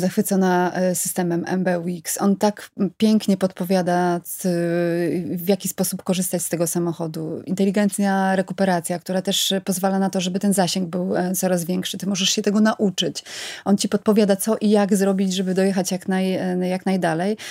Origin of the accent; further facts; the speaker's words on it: Bydgoszcz, Kuyavian-Pomeranian Voivodeship, Poland; ja pochodzę z Bydgoszczy